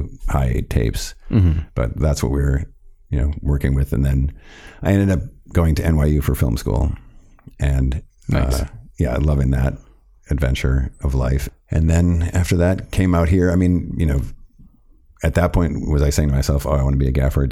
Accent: Milwaukee, Wisconsin, United States; a kid growing up in Milwaukee, Wisconsin

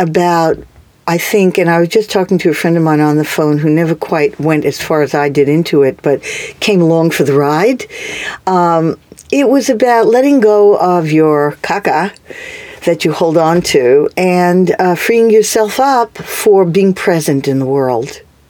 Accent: New York City, New York, United States; moved away as an adult; also born or lived in Charlottesville, Virginia; I grew up on the Lower East Side in New York.

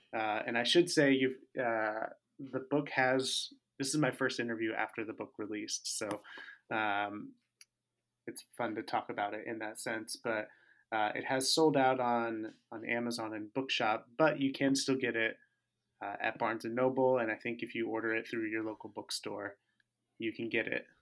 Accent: Tempe, Arizona, United States; moved away as an adult; also born or lived in Southern California; now in Minneapolis, United States; I grew up, uh, in Tempe, Arizona

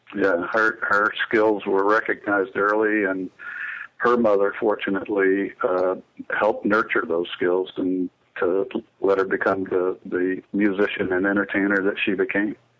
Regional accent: Statesboro, Georgia, United States; around Savannah and Statesboro where we grew up in South Georgia

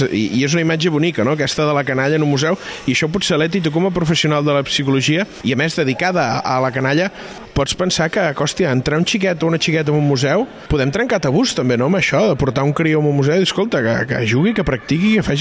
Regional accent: Barcelona, Catalonia, Spain; aquesta relació amb Barcelona, que com a barcelonina mm, des de petita eh, exercint

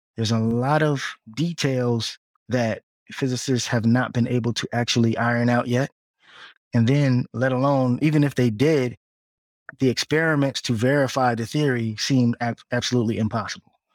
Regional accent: Piscataway, New Jersey, United States; moved away as an adult; also born or lived in Newark, New Jersey / Hampton, Virginia / Atlanta, Georgia; now in Washington, D.C. metro area, United States; Well, I was born in Newark, New Jersey, but as a young child in early elementary school, we moved to the suburbs in Piscataway, New Jersey, so central Jersey

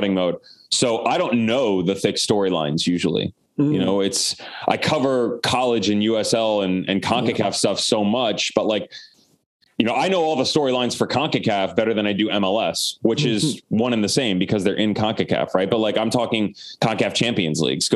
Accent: Omaha, Nebraska, United States; moved away; also born or lived in Florida; I'm from Omaha, Nebraska

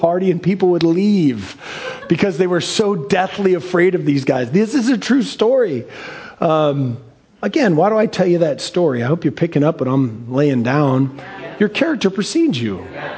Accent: Seattle, Washington, United States; I grew up in North Seattle in Ballard, mean streets of Ballard

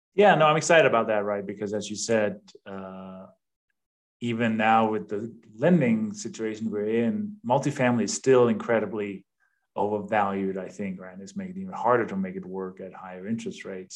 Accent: Denmark; English is a second language; moved away as an adult; also born or lived in East Coast, United States; now in United States; I have a little bit of an accent. I was born and raised in Denmark.

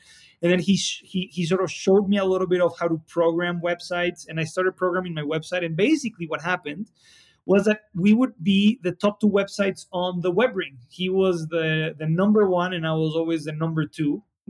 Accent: Mexico City, Mexico; Mexico City is a little bit of a crazy place. You know, there's 20-some million people that live here.

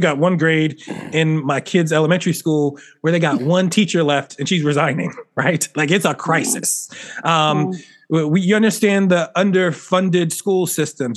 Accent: Philadelphia, Pennsylvania, United States; I grew up in Philly where you know it's a Eagles

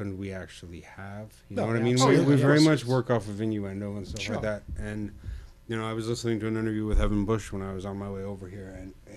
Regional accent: Toronto, Ontario, Canada; we're from Toronto

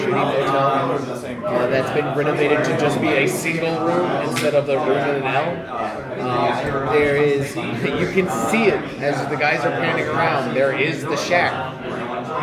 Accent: Savannah, Georgia, United States; I'm actually from Savannah

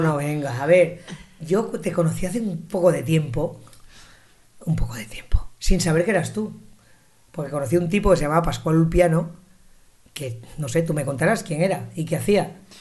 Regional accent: Zaragoza, Aragon, Spain; yo soy de Zaragoza

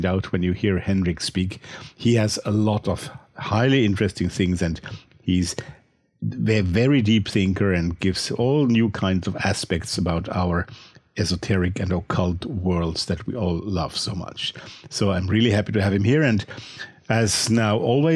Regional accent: Austria; accent: Austrian; English is a second language; my Austrian accent

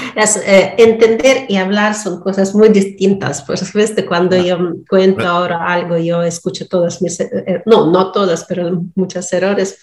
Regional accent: Donetsk, Donetsk Oblast, Ukraine; first language Russian; Spanish is a second language; moved away as an adult; also born or lived in Russia; hasta 20 años yo vivía en Donetsk es, Y mm, mi lengua materna es ruso.

